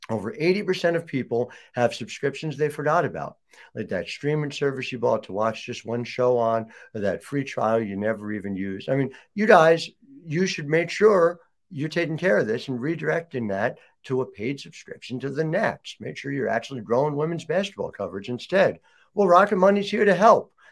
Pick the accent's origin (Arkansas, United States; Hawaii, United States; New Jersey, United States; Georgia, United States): New Jersey, United States; I'm from New Jersey, where everything is two hours or less away from each other.